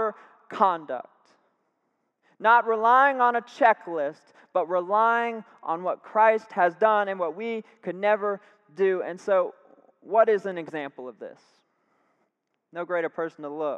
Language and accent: English; Tampa, Florida, United States; now in Sanford, United States; I'm from Tampa, Florida. Love it. Grew up there 18 years, came to Sanford, and I've lived here ever since